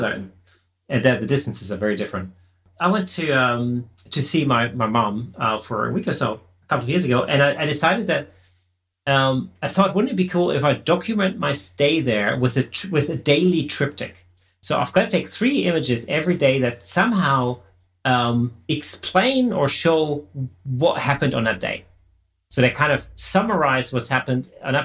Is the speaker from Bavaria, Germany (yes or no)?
no; near Stuttgart, Baden-Württemberg, Germany; moved away; I'm originally from Germany